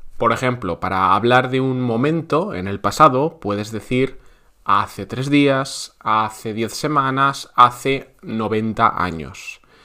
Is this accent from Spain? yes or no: yes; Spain